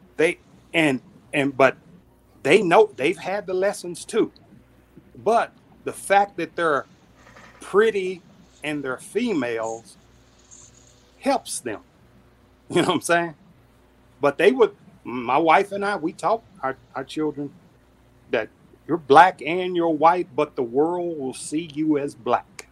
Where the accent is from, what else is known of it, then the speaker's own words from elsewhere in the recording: Dallas, Texas, United States; That's my hometown, Dallas, for 31 years.